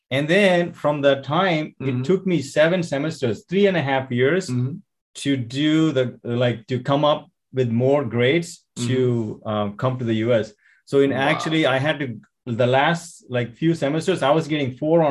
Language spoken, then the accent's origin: English; India; moved away; Vivek and I grew up in India